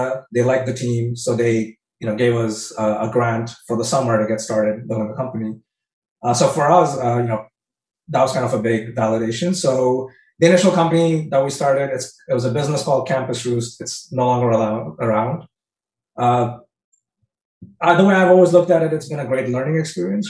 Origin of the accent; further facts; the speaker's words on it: India; moved away; also born or lived in Michigan; growing up in India, we never really had entrepreneurship on our career paths